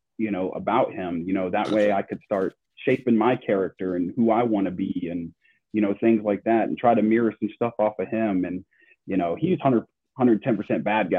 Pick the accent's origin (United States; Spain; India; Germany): United States; Charlotte, North Carolina; also born or lived in Kansas; now in Georgia, United States; I grew up in Charlotte, North Carolina. So I grew up in the North Carolina area